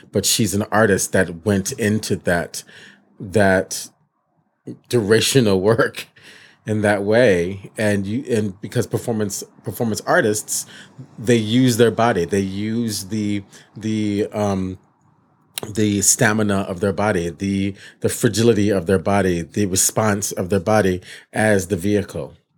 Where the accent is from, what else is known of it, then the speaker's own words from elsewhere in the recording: Michigan, United States; moved away; I was a kid from Michigan